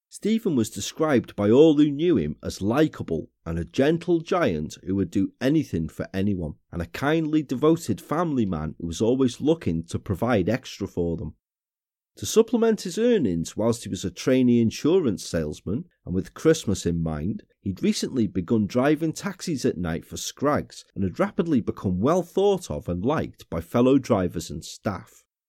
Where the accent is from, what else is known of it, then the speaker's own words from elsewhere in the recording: Wrexham, Wales, United Kingdom; in my hometown of Wrexham